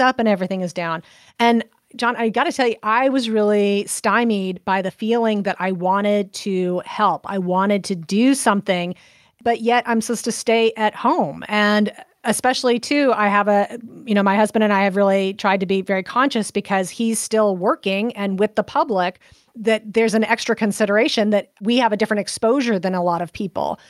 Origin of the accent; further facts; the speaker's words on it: Central Coast, California, United States; now in Baton Rouge, United States; Central Coast, so almost halfway between Los Angeles and San Francisco on the coast